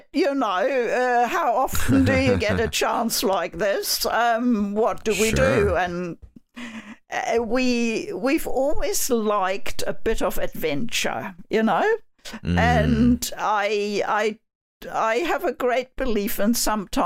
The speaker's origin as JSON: {"language": "English", "country": "Germany", "tie": "born or raised there", "also_born_or_lived": "United Kingdom", "moved": "as an adult", "lives_now": "New Zealand", "said": "I was born and raised in Germany."}